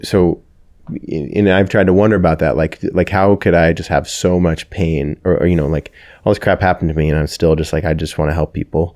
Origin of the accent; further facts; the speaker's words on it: Kelso, Washington, United States; also born or lived in Everett, Washington; I, uh, grew up in, in Kelso from ages, I think, three to nine. I think that we moved from Everett, um, Kelso, Washington.